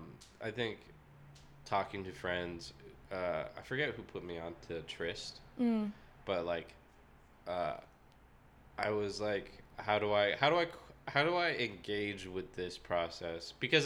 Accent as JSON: {"language": "English", "region": "California", "country": "United States", "said": "There was also, so I came from the Bay Area, right?"}